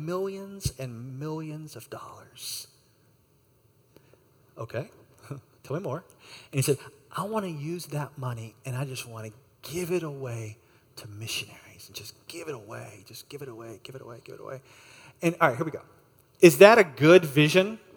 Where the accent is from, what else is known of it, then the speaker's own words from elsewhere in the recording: United States; I'm an American, and I'm here on a short-term trip.